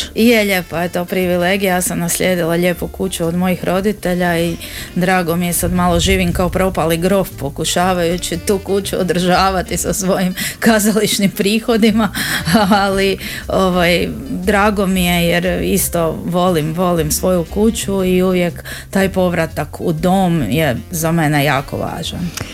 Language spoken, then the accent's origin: Croatian; Zagreb, City of Zagreb, Croatia; kod nas u Zagrebu